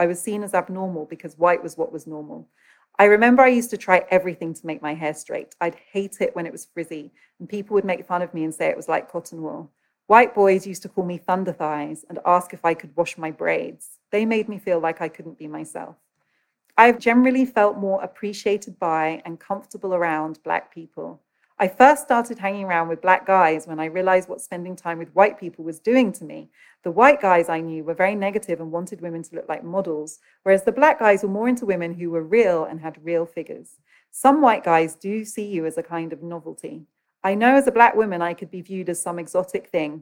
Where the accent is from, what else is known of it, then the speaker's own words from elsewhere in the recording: United Kingdom; I grew up in Britain